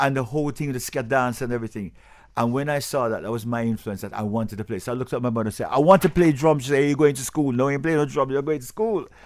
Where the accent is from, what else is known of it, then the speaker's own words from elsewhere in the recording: England, United Kingdom; also born or lived in Jamaica; now in Broward, United States; I was born in England